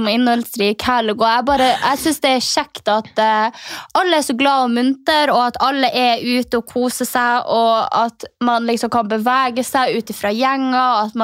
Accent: Finnmark, Norway; now in Oslo, Norway; kommer fra Finnmark.

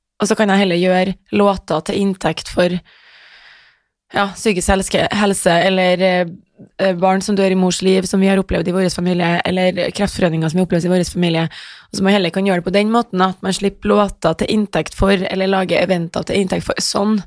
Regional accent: Trondheim, Trøndelag, Norway; moved away as an adult; Jeg vokste opp på Heimdal

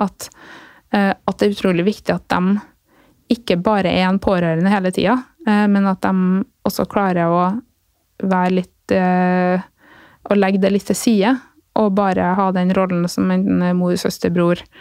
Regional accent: Flå, Trøndelag, Norway; also born or lived in Sunnfjord; der jeg vokste opp

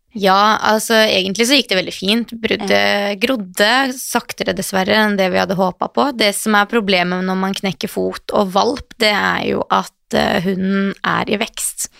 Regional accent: Western Norway, Norway; moved away; Jeg er opprinnelig fra Vestlandet, så det var på Voss

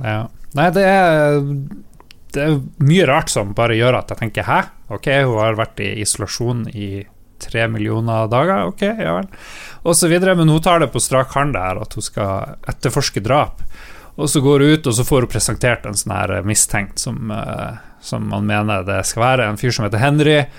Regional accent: Northern Norway, Norway

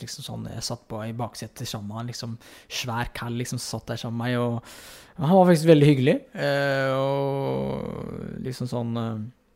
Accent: Fredrikstad, Østfold, Norway; moved away as an adult; also born or lived in Heerenveen, Netherlands; jeg er hjemme i Fredrikstad

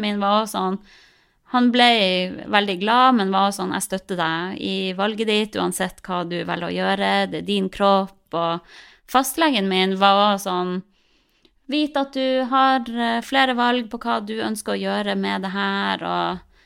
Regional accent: Harstad, Troms, Norway; vi er jo fra Harstad begge to, jeg og typen min

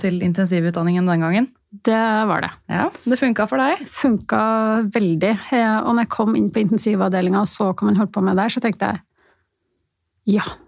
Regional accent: Levanger, Trøndelag, Norway; moved away as an adult; also born or lived in Stockholm, Sweden; now in Oslo, Norway; Født i Stockholm, oppvokst på Levanger. Men bodd i Oslo siden 91.

